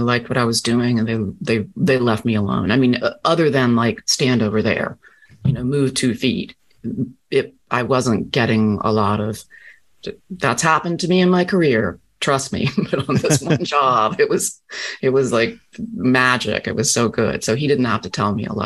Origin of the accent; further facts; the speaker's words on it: Rocky Mount, North Carolina, United States; moved away; I'm Southern through and through. I was born in Rocky Mount, North Carolina.